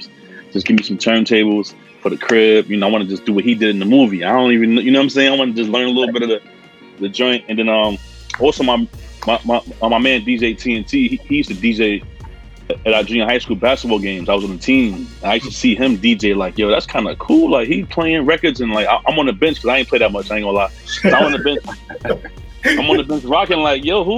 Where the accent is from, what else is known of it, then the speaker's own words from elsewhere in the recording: New York City, New York, United States; Born and raised in Queens